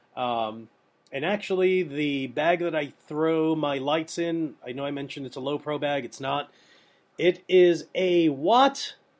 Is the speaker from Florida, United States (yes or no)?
no; New York, United States; I'm from New York